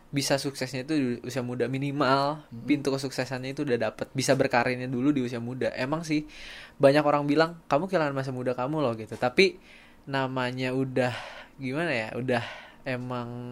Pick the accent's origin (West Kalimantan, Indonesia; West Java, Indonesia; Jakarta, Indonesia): West Java, Indonesia; Sukabumi; aku dari Sukabumi